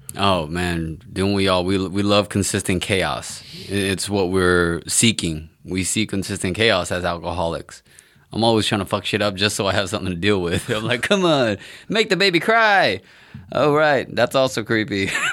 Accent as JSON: {"language": "English", "region": "Texas", "country": "United States", "said": "I'm from Texas"}